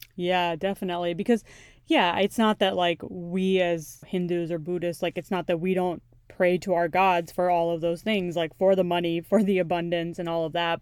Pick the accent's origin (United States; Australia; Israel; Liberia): United States; my own upbringing and what I've had to deal with as a child, like growing up in America